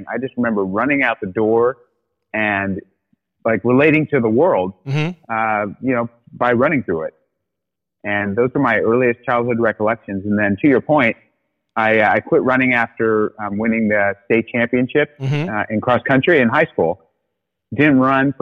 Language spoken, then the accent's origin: English; South Orange County, Southern California, United States; also born or lived in Australia; Born in Southern California. Yep, born in South Orange County.